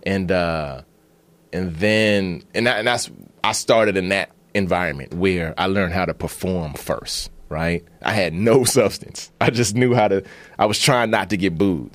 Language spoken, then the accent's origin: English; Maryland, United States; also born or lived in Bahamas / Washington, D.C.; I grew up in Maryland